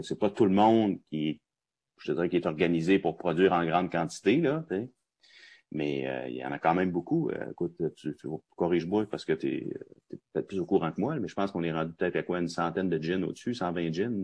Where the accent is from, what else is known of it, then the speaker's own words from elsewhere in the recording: Roberval, Quebec, Canada; Robertval au Lac-Saint-Jean, parce que je suis natif de là, moi, c'est ma ville natale